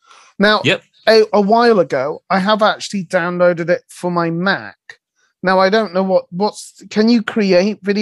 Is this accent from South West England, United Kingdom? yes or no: yes; West Country, South West England, United Kingdom; accent: West Country; me with my West Country accent